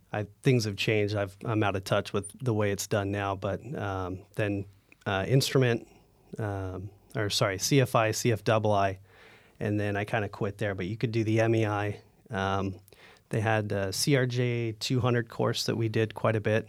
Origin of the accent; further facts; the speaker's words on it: Northern California, United States; moved away as an adult; also born or lived in North Dakota; growing up in NorCal